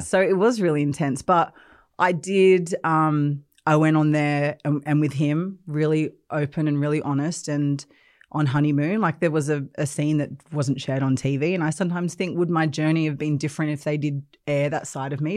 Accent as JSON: {"language": "English", "country": "Australia", "tie": "born or raised there", "also_born_or_lived": "England", "moved": "as an adult", "said": "I grew up in Australia, uh, but then I left when I was twenty-one and I came to the U K"}